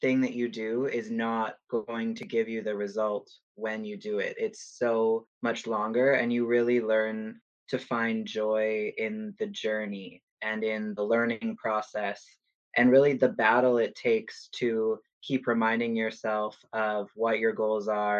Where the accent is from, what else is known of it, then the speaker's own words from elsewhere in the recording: Prince George, British Columbia, Canada; moved away as an adult; I am originally from Prince George